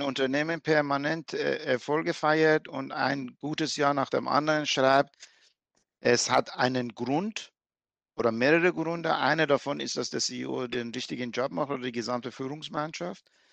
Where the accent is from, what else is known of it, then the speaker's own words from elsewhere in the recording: Iran; now in Germany; ich bin geborener Iraner, ich bin Perser